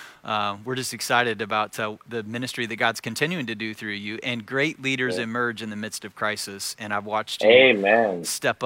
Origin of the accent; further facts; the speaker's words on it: Joplin, Missouri, United States; I grew up in this town in Southwest Missouri